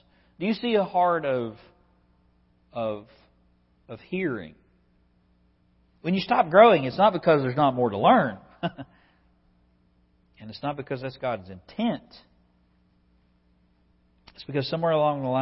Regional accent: West Virginia, United States; I'm a country boy from West Virginia. I grew up on Fire Creek Road

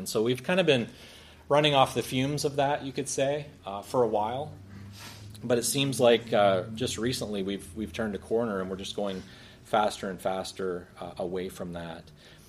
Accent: United States; I'm American. Is my accent may lead you to believe something else, but I'm as American as an apple pie.

